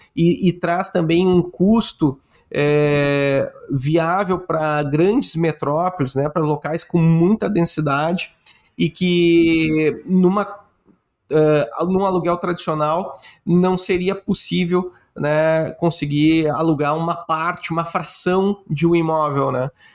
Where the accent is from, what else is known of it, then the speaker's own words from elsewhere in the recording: Rio Grande do Sul, Brazil; eu sou gaúcho